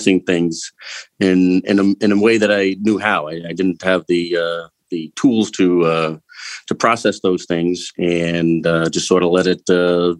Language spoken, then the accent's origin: English; Eastern Long Island, New York, United States; I grew up on Eastern Long Island.